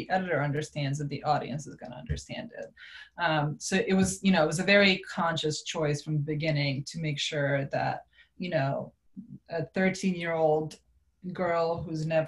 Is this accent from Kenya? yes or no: no; Serbia; now in United States; I grew up in Serbia